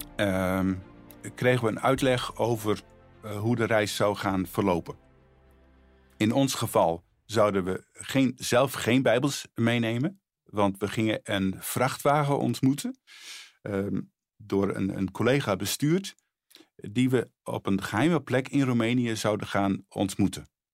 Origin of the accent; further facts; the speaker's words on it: Friesland, Netherlands; moved away as an adult; also born or lived in Bolsward / Sneek; now in Harderwijk, Netherlands; Ik ben eh, geboren in Friesland, woon nu eh, al eh, sinds 1978 in, in Harderwijk.